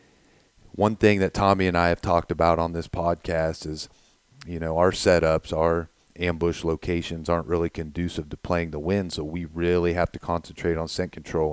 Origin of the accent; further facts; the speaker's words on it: Ohio, United States; we're from Ohio